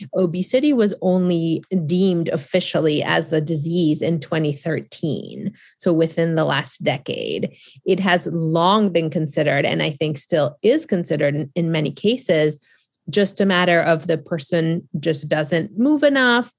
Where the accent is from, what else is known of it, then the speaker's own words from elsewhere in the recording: Boston, Massachusetts, United States; also born or lived in Argentina; I am from Boston. After Argentina, I moved to Boston